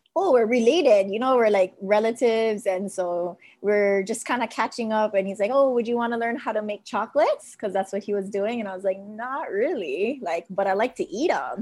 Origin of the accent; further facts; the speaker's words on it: Mililani, Hawaii, United States; from Mililani, Mililani High School